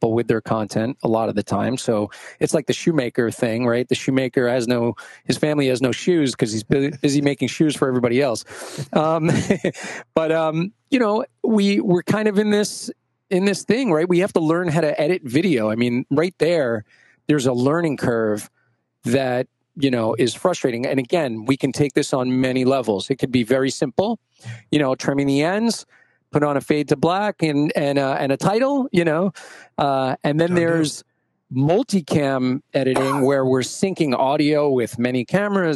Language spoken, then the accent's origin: English; New York City, New York, United States; I grew up in Brooklyn playing, in school band